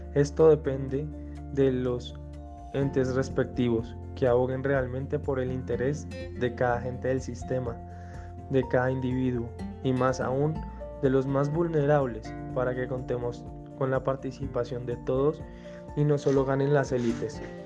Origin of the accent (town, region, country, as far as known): Colombia